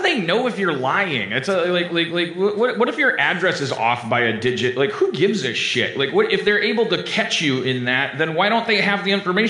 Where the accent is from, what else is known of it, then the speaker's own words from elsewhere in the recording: Canada; Like, you'd go up to customs and be like, I'm a Canadian. Let me in.